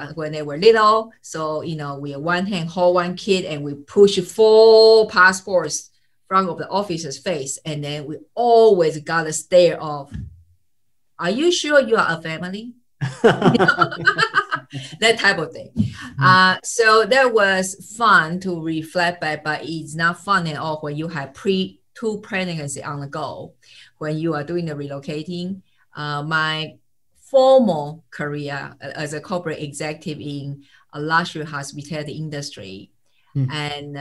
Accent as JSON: {"language": "English", "country": "Taiwan", "also_born_or_lived": "United States / Jamaica", "moved": "yes", "lives_now": "Switzerland", "said": "I'm greeting you all from Switzerland, and I'm originally from Taiwan"}